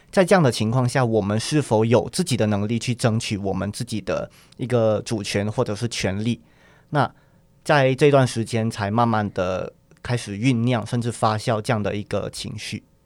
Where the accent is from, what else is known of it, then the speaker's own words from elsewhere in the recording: Sabah, Malaysia; moved away as an adult; also born or lived in Taipei, Taiwan; now in Taiwan; 对我们沙巴人来讲